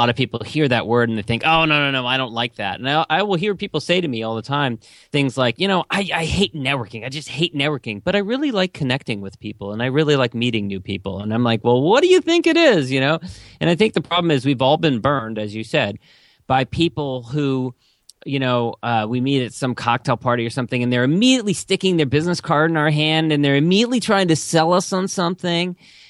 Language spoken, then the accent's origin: English; Los Angeles, California, United States; One, after graduating, I was from Los Angeles.